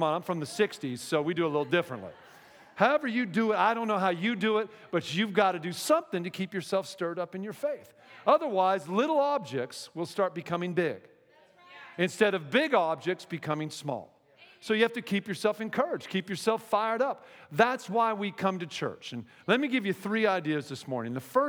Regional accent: Pacific Northwest, United States; And by the way, I'm from the Northwest, and now gay marriage is legal in the Northwest, in Washington State, a few other states

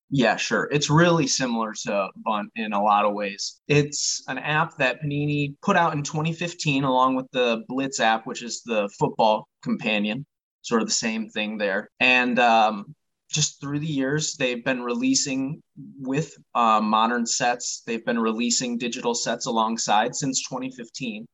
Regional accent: Michigan, United States; I am from Michigan, that's where I was born and raised

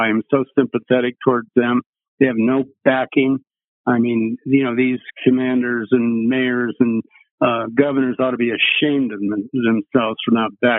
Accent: Boulder, Colorado, United States; also born or lived in Pennsylvania / Riverside, California; From there, we went to Boulder. We built a restaurant called The Matterhorn. And most of my childhood was done in Boulder.

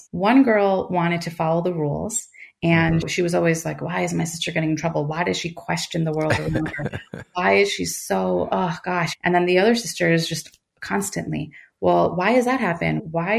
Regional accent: United States; I'm American. I am first generation.

